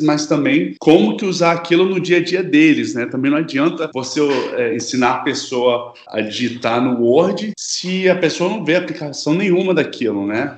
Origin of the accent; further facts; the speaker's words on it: Vitória, Espírito Santo, Brazil; moved away; Eu sou de Vitória, no Espírito Santo